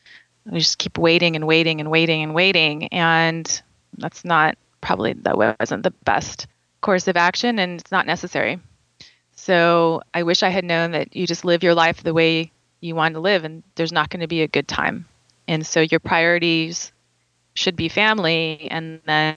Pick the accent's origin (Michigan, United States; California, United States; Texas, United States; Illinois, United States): California, United States; moved away as an adult; growing up in California